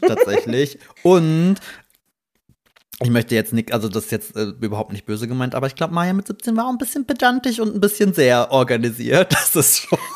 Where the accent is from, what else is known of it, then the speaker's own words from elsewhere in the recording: Rhineland-Palatinate, Germany; wir mussten äh, tatsächlich nach Trier, das ist ja so fünf Kilometer mhm. von, von meinem Heimatort.